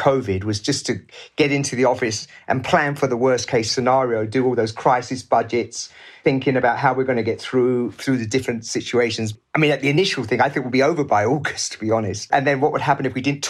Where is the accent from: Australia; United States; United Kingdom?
United Kingdom; England; also born or lived in Pakistan; a person of colour growing up in England in the 60s